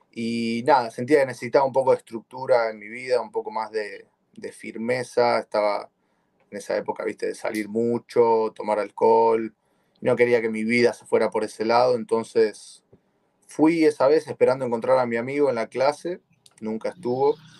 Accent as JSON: {"language": "Spanish", "region": "Buenos Aires", "country": "Argentina", "moved": "as an adult", "lives_now": "United States", "said": "soy de Buenos Aires, Argentina"}